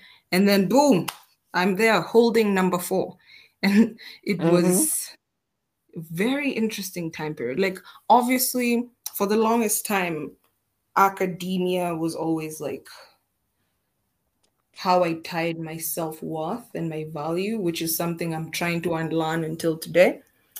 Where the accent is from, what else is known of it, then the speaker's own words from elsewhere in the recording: Siaya County, Kenya; I actually grew up, like, the first few years of my life, I grew up in Siaya. So, you know, those sides of like Victoria with my grandmother